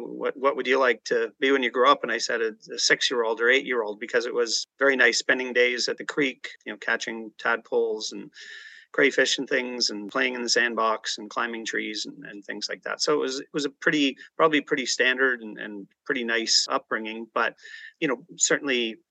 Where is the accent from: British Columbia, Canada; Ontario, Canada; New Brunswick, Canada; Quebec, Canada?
Ontario, Canada; Ajax; also born or lived in Toronto, Ontario; I was born in the east side of Toronto. I grew up in the Ajax Pickering area, the youngest of six kids.